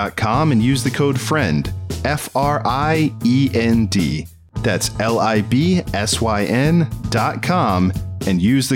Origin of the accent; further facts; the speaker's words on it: Maryland, United States; also born or lived in East Coast; now in California, United States; near Maryland, which is where I'm from.